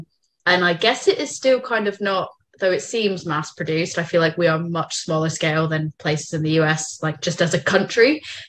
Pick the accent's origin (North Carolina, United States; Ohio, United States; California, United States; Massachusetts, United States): Massachusetts, United States; Boston; I'm from Boston.